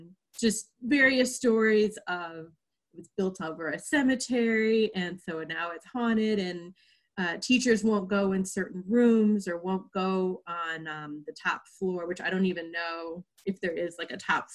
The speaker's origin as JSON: {"language": "English", "town": "St. Louis", "region": "Missouri", "country": "United States", "tie": "born or raised there", "said": "I grew up in St. Louis."}